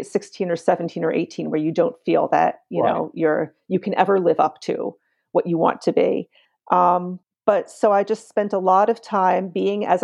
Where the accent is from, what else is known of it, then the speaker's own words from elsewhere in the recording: New York City, New York, United States; I grew up on the Lower East Side. I grew up on Avenue